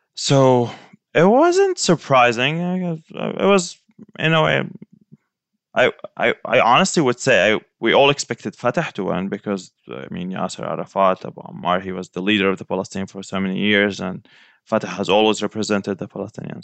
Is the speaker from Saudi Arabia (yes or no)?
yes; Saudi Arabia; also born or lived in Gaza Strip; now in Florida, United States; I was born and raised in Saudi Arabia, but so we spent half the year in Gaza Strip and half the year in, in Saudi Arabia.